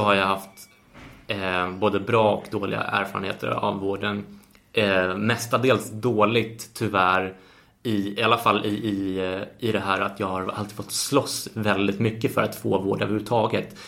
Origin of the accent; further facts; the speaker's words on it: Sweden; Och som svensk är man ju uppfostrad